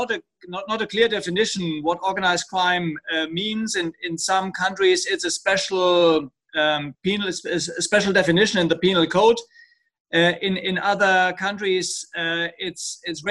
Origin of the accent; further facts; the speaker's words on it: Germany; moved away as an adult; now in Lyon, France; my home country, Germany